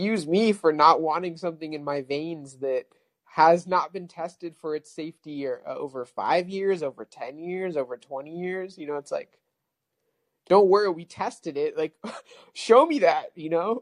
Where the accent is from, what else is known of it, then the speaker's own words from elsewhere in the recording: California, United States; moved away as an adult; now in Texas, United States; I'm from California, but I just moved to Texas